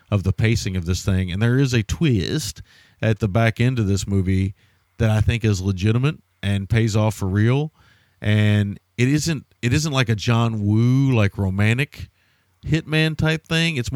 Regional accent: New York, United States; Yeah, I'm from New York.

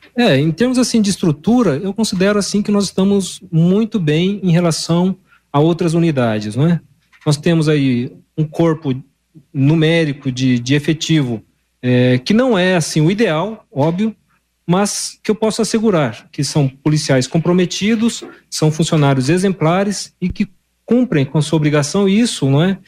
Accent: northwest Paraná, Brazil; moved away as an adult; now in Londrina, Brazil; Eu sou aqui da região mais noroeste aqui do estado do Paraná

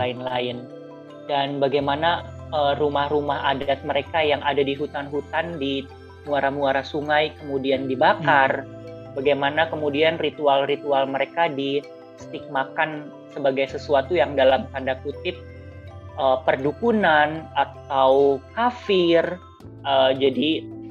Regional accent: Jakarta, Indonesia; aku lahir dan besar di Jakarta

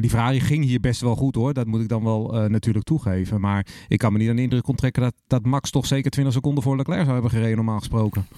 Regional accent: Netherlands; we met z'n allen als Nederlander

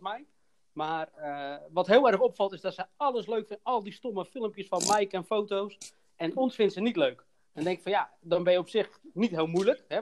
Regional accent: Hoeksche Waard, South Holland, Netherlands; ik kom zelf uit de Hoeksewaard

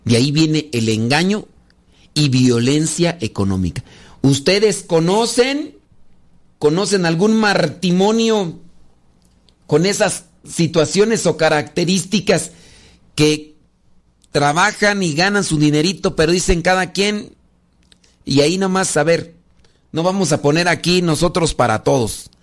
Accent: Guanajuato, Mexico; yo soy de Guanajuato

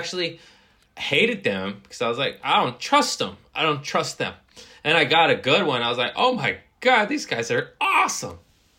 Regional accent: United States; I am American.

